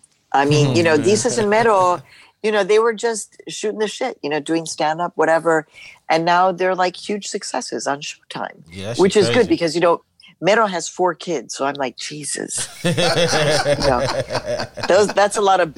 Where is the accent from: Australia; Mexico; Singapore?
Mexico; now in United States; I was born in Mexico. I'm a proud Mexican woman, immigrant woman. I'm an American citizen now.